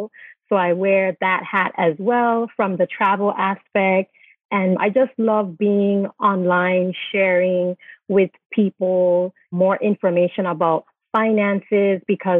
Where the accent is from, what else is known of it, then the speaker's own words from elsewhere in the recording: U.S. Virgin Islands; moved away as an adult; So I'm originally from the Virgin Islands and I'm a dual citizen.